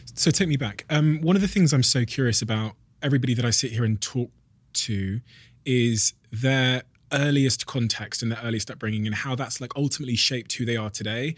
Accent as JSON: {"language": "English", "country": "Botswana", "tie": "born or raised there", "said": "I was born in Botswana in Africa"}